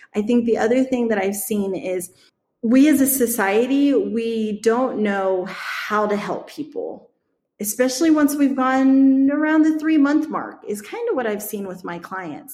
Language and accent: English; Midwest, United States; I grew up in the Midwest around the Amish community